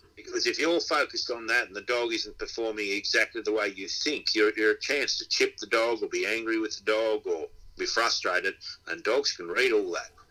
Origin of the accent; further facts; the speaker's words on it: Inverell, New South Wales, Australia; moved away as an adult; I'm from Inverell. I was born in Inverell, and I went away for I was here for 20 years, and then went away for 20 odd years, and I've been back for about 20 years.